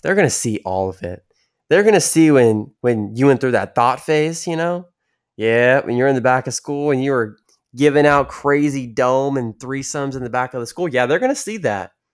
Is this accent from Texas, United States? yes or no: yes; San Antonio, Texas, United States; my hometown, San Antonio area